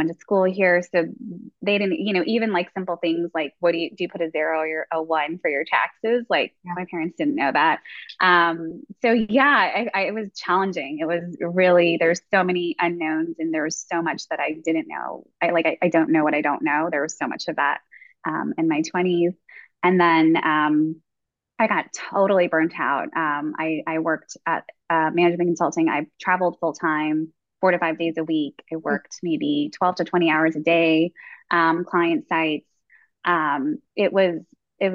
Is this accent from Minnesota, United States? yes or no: no; New York, United States; moved away as an adult; now in Atlanta, United States; I'm a born and raised New Yorker.